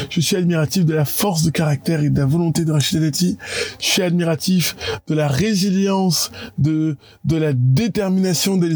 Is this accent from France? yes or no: no; Yaoundé, Centre, Cameroon; je raconterai à tout le monde, les gars, je suis parti de Yaoundé, j'ai réussi à faire ça.